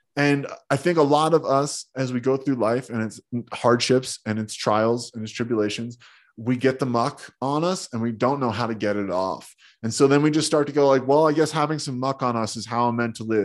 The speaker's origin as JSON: {"language": "English", "region": "New Jersey", "country": "United States", "tie": "born or raised there", "said": "I grew up in Jersey, being a tough Jersey kid"}